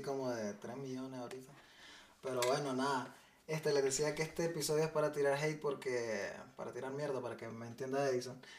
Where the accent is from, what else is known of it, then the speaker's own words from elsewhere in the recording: Nicaragua; now in United States; yo soy nicaragüense y estamos en Estados Unidos